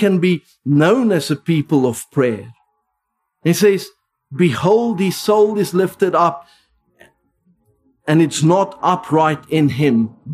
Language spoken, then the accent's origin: English; South Africa; first language Afrikaans; English is a second language; now in United Kingdom; I grew up Afrikaans in the Dutch Reformed Church